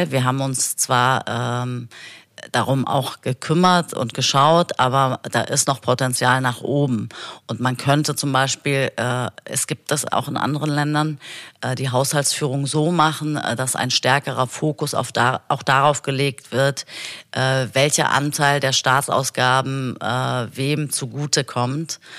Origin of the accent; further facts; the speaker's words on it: Berlin, Germany; Ich bin in Kreuzberg geboren und aufgewachsen. Ich habe äh, in Kreuzberg bin ich zur Grundschule gegangen, habe mein Abitur in Kreuzberg gemacht und war eigentlich immer in Berlin